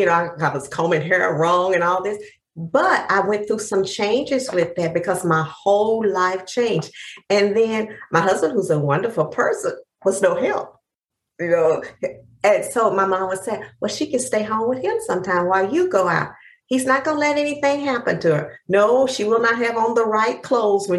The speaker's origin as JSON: {"language": "English", "region": "East Texas", "country": "United States", "said": "I'm from the deep South. I'm from East Texas"}